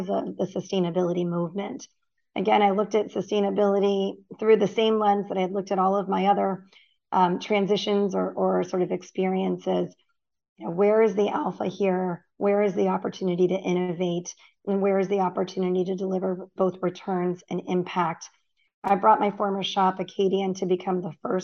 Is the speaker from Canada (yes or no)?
no; Gainesville, Florida, United States; moved away; I grew up in the south of the U.S. I grew up in Gainesville, Florida, university town